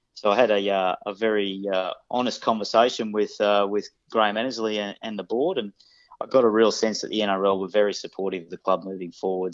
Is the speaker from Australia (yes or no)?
yes; Sydney, New South Wales, Australia; moved away as an adult; also born or lived in Queensland; I grew up in Western Sydney